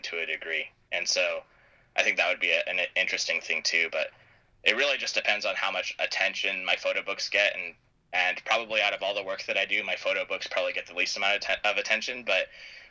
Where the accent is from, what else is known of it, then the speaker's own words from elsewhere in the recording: San Diego, California, United States; I'm from San Diego